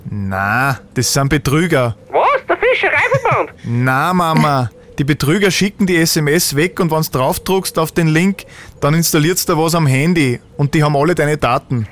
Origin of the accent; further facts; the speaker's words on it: Austria; bei uns in Österreich